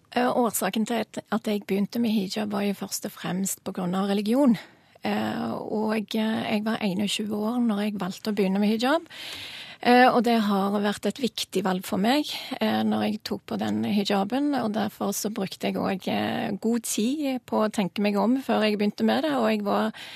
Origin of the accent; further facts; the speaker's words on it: Norway; jeg er norsk, og er stolt av det